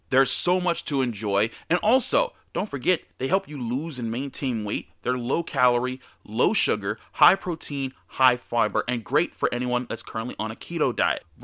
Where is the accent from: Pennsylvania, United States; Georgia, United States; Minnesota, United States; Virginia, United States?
Pennsylvania, United States; Pittsburgh; Josh is part of my generation of watching the Steelers and growing up in Pittsburgh.